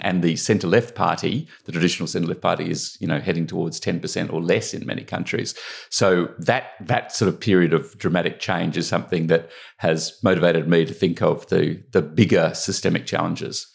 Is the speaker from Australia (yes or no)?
yes; Australia; accent: Australian; moved away as an adult; now in United Kingdom; I grew up in Australia